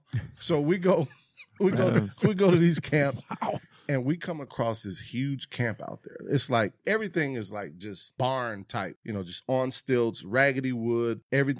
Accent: Cleveland, Ohio, United States; also born or lived in Detroit; Growing up in Cleveland, growing up in Detroit

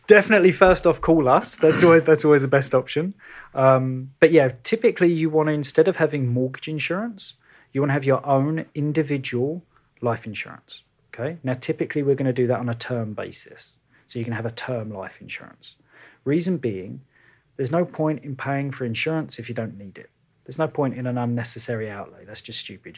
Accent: London, United Kingdom; moved away as an adult; now in Kelowna, Canada; when you've grown up in and around London

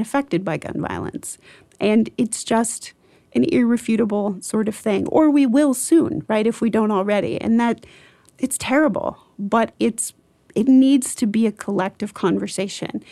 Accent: rural Iowa, United States; in rural Iowa where I grew up

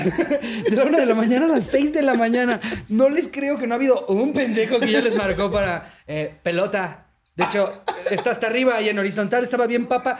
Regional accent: Mexico; nosotros nos mama ser mexicanos

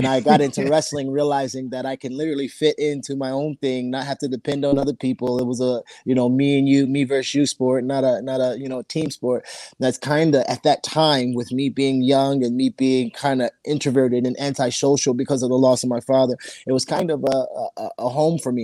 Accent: Virginia, United States; I'm from Virginia

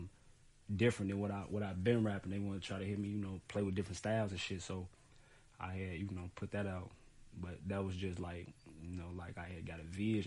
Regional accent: Chicago, Illinois, United States; I'm from West Side Chicago, North Avenue to be exact

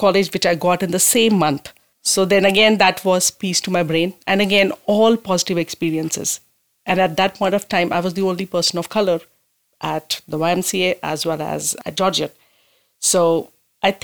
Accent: India; moved away as an adult; now in Owen Sound, Canada; I immigrated from India 2015

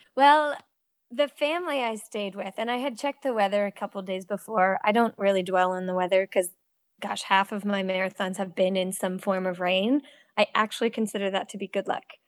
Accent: Cape Cod, Massachusetts, United States; also born or lived in Connecticut; now in North Carolina, United States; I grew up swimming in Cape Cod

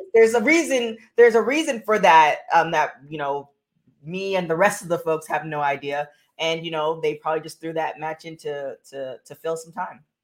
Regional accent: Canada; I'm from Canada

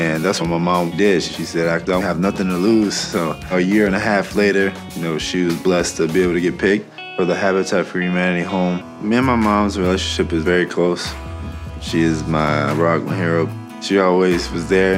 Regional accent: Gainesville, Georgia, United States; I was born and raised in Gainesville, Georgia.

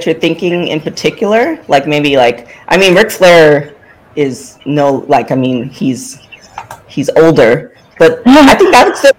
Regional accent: Canada; I'm also a Canadian girl.

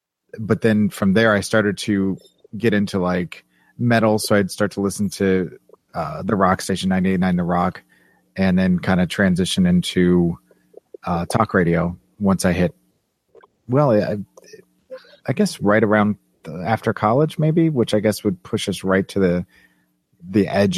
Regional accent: Kansas City, Missouri, United States; moved away as an adult; Yes, I'm from Kansas City, Missouri, born and raised. First 18 years of my life was spent there.

